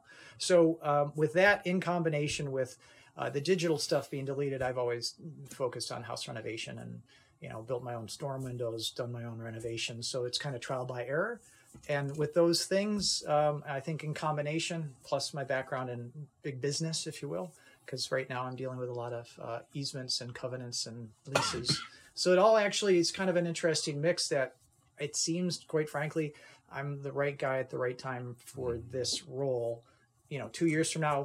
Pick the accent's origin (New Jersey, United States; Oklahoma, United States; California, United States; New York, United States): New York, United States; Kenmore; also born or lived in Buffalo, New York; I grew up in Kenmore